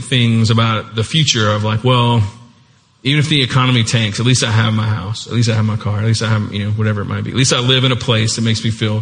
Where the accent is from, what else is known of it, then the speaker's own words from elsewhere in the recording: United States; we're the US